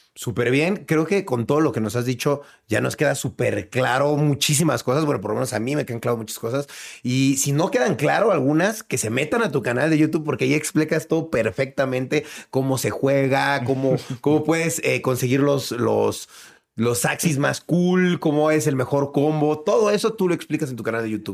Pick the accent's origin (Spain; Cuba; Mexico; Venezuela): Mexico; yo como mexicano